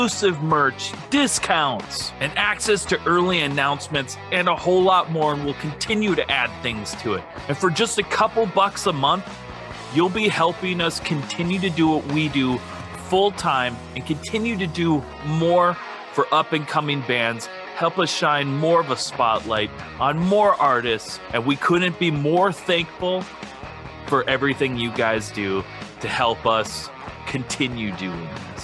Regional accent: Minnesota, United States; we're from Minnesota

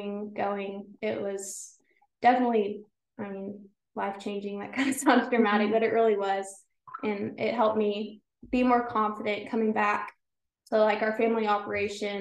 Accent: Brackettville, Texas, United States; I was born and raised in Brackettville.

